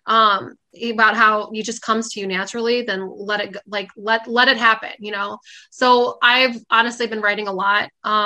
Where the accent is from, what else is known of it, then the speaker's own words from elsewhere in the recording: Fox Lake, Illinois, United States; my hometown in Fox Lake